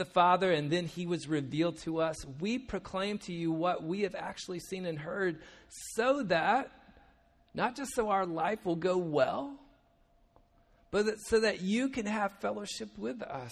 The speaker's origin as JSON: {"language": "English", "country": "United States", "said": "We're from the States, obviously. You can tell by our accents"}